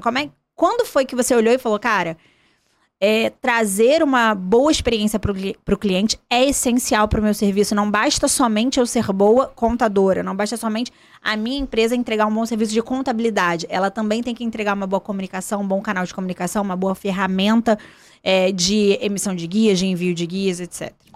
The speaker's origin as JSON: {"language": "Portuguese", "town": "Volta Redonda", "region": "Rio de Janeiro", "country": "Brazil", "said": "da minha cidade, do sul do estado"}